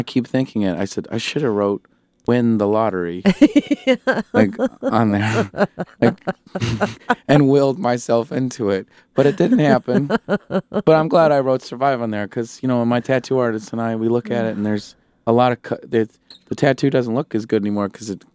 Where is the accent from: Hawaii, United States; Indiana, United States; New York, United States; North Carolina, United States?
Indiana, United States; Goshen; moved away as an adult; I grew up in Goshen, Indiana